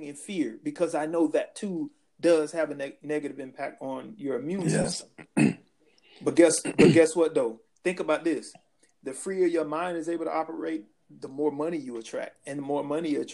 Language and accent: English; Orlando, Florida, United States; growing up in Florida